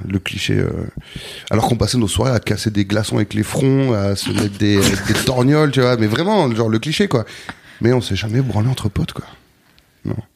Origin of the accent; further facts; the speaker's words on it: Bordeaux, Nouvelle-Aquitaine, France; moved away as an adult; also born or lived in Anglet, Basque Country; now in Paris, France; je suis né à Bordeaux, j'ai grandi à Bordeaux, puis, euh, très jeune, à l'adolescence, je suis parti au Pays Basque. Et j'ai grandi en Anglette